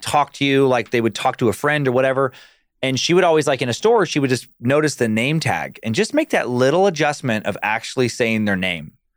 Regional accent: Riggins, Idaho, United States; also born or lived in Alaska; when I was born in Riggins, we went to Alaska for a while, followed my dad's work

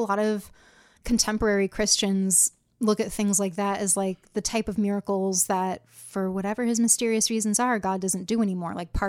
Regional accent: Rockford, Illinois, United States; So I grew up in Rockford, Illinois.

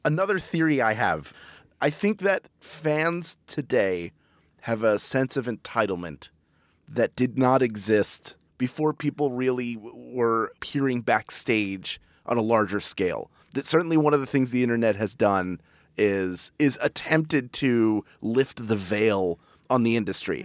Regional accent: Philadelphia, Pennsylvania, United States; Philly, my hometown

